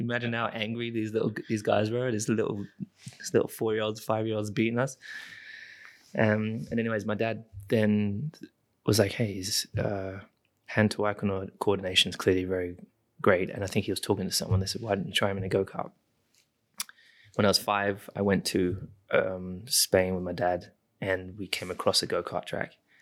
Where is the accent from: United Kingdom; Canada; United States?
United Kingdom; I am British